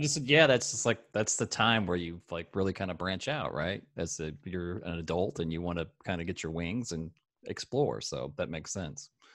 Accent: Lincoln, Nebraska, United States; moved away; I'm just back from a whirlwind trip to my hometown of Lincoln, Nebraska

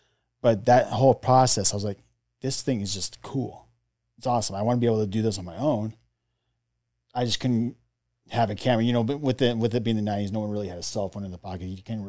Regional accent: Seattle, Washington, United States; he retired in 95 Seattle area. So that's why I come from Seattle.

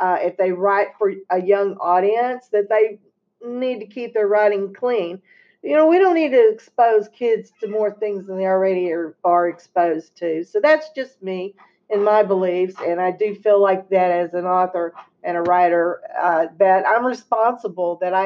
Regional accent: Texas, United States; I'm from Texas, as you can tell with my accent.

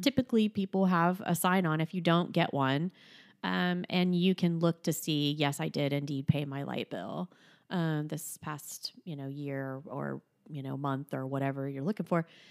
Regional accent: Florida, United States; I grew up in Florida

